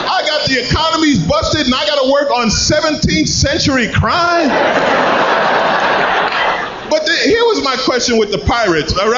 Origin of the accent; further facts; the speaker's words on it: New York City, New York, United States; I grew up in Queens